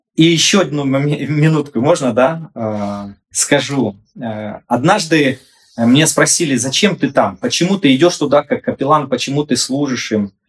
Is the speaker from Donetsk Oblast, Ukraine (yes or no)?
yes; Sloviansk, Donetsk Oblast, Ukraine; я со Славянска, и мы другие